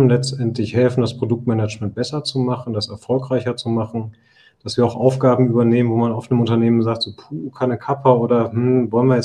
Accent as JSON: {"language": "German", "town": "Osnabrück", "region": "Lower Saxony", "country": "Germany", "also_born_or_lived": "Nuremberg", "said": "Ich bin Osnabrücker, also geboren"}